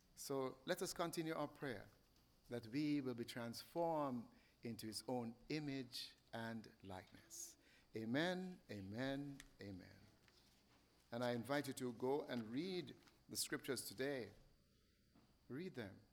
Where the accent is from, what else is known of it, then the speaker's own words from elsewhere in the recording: Jamaica; I'm from Jamaica